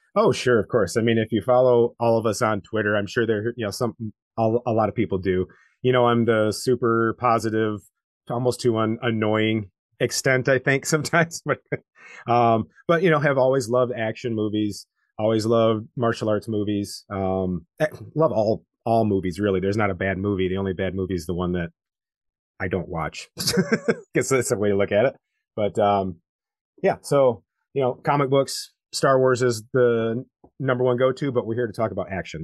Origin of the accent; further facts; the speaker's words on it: United States; as an American